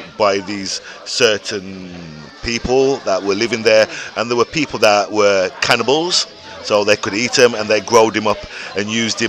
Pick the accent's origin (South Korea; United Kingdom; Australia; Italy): United Kingdom; Birmingham, West Midlands; Listen, you're dissing my hometown, bro.